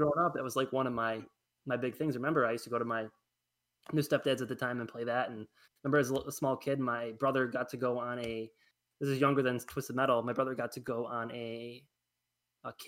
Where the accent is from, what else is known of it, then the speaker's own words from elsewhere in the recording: Attica, United States; I grew up in Attica